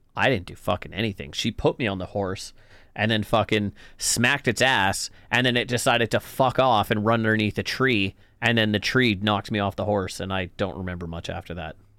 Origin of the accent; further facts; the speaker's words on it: the Kootenays, British Columbia, Canada; moved away; I'm from the Kootenays